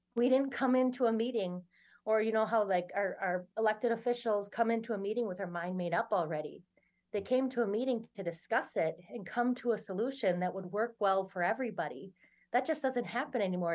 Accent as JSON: {"language": "English", "town": "Oneida", "region": "Wisconsin", "country": "United States", "tie": "born or raised there", "said": "I grew up here in Oneida in, in my community"}